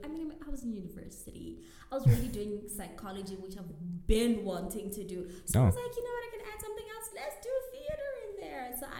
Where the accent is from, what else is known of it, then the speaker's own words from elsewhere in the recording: Windhoek, Khomas, Namibia; also born or lived in Cape Town; born and bred in Windhoek.